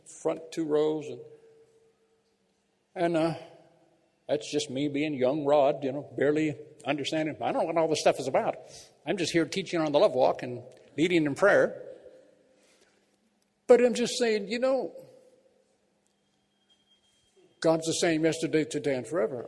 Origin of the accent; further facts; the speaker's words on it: Bakersfield, California, United States; moved away; our church back in my hometown of Bakersfield